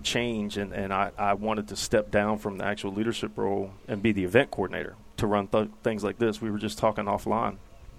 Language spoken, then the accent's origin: English; Maryland, United States; Actually born and raised in Maryland.